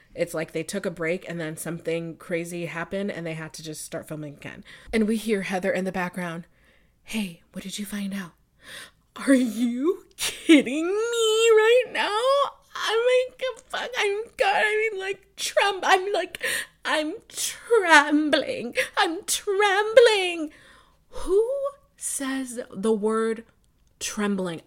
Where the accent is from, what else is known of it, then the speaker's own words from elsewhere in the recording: Buffalo, New York, United States; I'm from Buffalo, New York